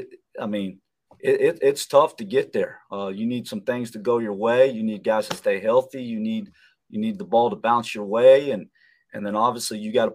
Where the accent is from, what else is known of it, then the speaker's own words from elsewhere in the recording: Florida, United States; moved away; being a Florida guy